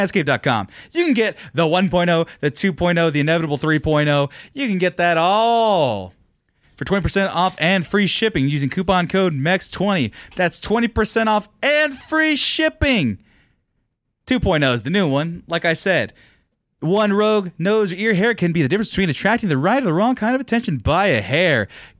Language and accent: English; California, United States; I'm from California.